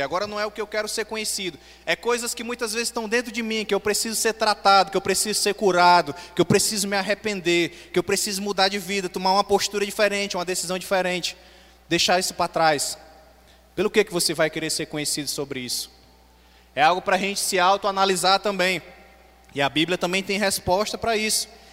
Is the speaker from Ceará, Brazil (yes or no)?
yes; Beberibe, Ceará, Brazil; moved away as an adult; also born or lived in Fortaleza; Eu saí de Beberi e fui morar na capital